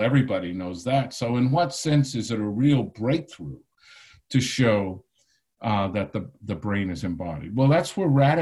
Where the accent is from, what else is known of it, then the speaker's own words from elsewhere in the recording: Texas, United States; growing up in Texas.